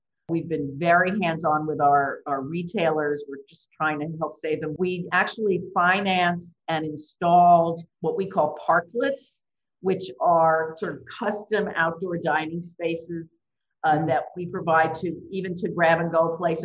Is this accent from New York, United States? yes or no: yes; New York, United States; I grew up in New York